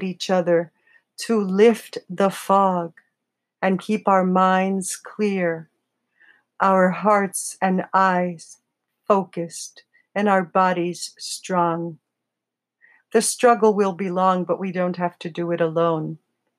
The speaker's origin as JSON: {"language": "English", "town": "New York City", "region": "New York", "country": "United States", "said": "I'm from the Bronx."}